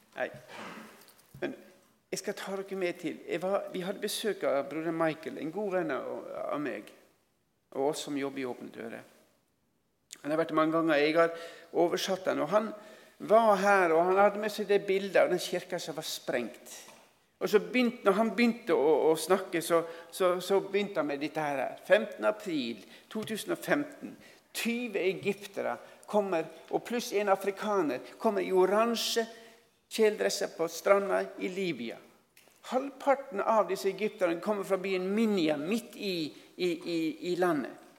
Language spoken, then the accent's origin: Norwegian; Norway